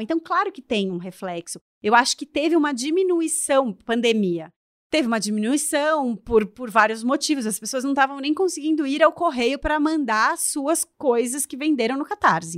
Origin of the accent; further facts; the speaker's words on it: São Paulo, Brazil; now in Florianópolis, Brazil; eu também sou uma mulher brasileira, que moro, sou de São Paulo, moro em Florianópolis